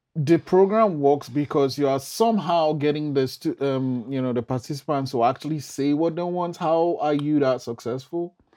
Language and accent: English; Nigeria; I'm from Nigeria